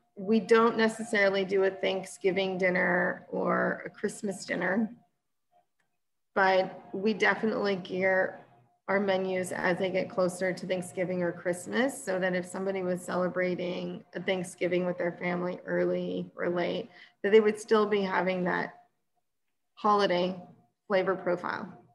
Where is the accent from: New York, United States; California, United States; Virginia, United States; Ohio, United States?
California, United States; Temecula; also born or lived in Napa / Bay Area; now in Paso Robles, United States; I grew up in Temecula, which before it was had wine in it, used to be horses and citrus